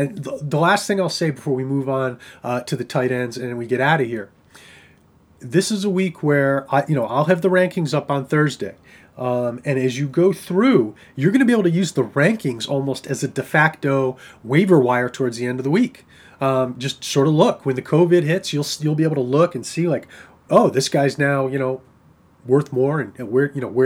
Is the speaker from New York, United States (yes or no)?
yes; New York, United States; I'm a New Yorker